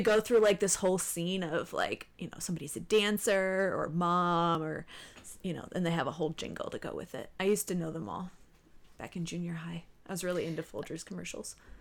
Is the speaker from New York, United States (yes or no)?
yes; New York, United States; moved away; I'm from New York